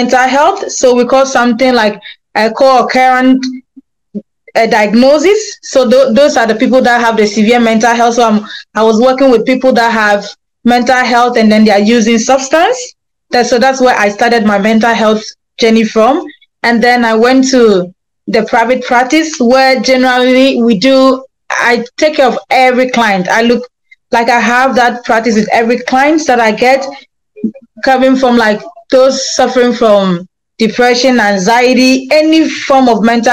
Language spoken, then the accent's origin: English; Ghana; moved away as an adult; now in Grand Forks, United States; I'm from Ghana, but I've been a resident in Grand Forks, North Dakota, for the past 7 years.